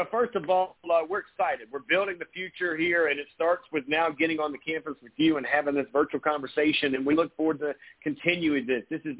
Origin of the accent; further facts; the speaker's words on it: Grand Strand, South Carolina, United States; I played against a lot of those teams growing up on the Grand Strand